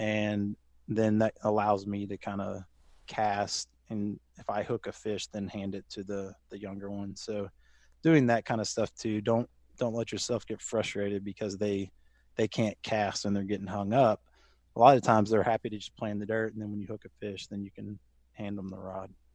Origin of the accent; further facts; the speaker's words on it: Louisville, Kentucky, United States; also born or lived in Lexington, Kentucky; I grew up in Louisville, Kentucky, moved to Lexington for a little bit for college and then work afterwards, and then made my way back here after getting married